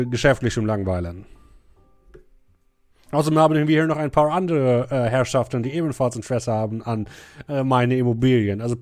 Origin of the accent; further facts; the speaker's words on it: United States; German is a second language; ich als Amerikaner habe natürlich Patriotismus im Blut